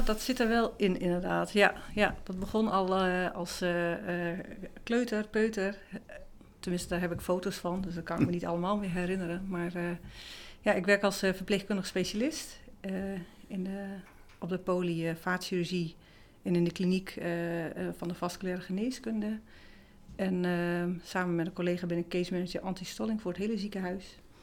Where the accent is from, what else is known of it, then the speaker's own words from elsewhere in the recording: Groningen, Netherlands; now in Tolbert, Netherlands; ik kom uit, oorspronkelijk uit het Huizen Dus ik ben Groningse uit de klei getrokken, zeggen ze dan